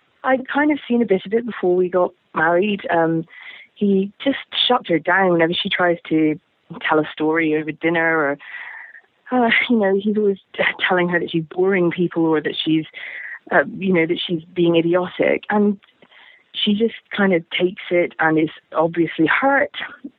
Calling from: London, United Kingdom; I'm calling from London in England

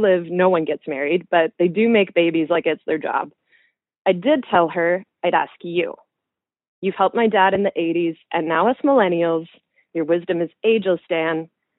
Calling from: Canada; I'm calling from Canada

